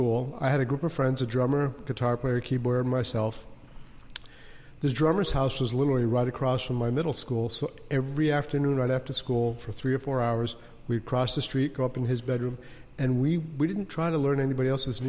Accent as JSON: {"language": "English", "region": "New England", "country": "United States", "tie": "born or raised there", "moved": "as an adult", "lives_now": "Portland, United States", "said": "I grew up in... I'm actually from New England."}